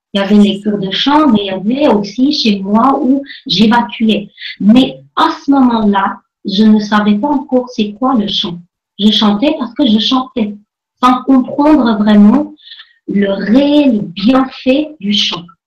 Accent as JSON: {"language": "French", "country": "Armenia", "tie": "born or raised there", "moved": "yes", "lives_now": "France", "said": "quand j'étais enfant et quand je vivais en Arménie. Je suis née donc en Arménie, je suis d'origine arménienne."}